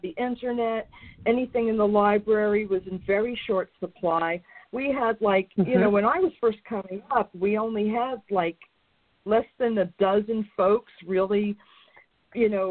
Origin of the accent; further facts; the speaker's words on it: New York, United States; I used to go into Manhattan because I'm from New York